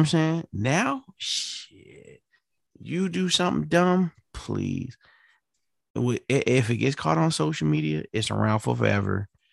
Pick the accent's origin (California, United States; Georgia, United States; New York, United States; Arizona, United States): New York, United States; New York City; moved away; I'm from New York City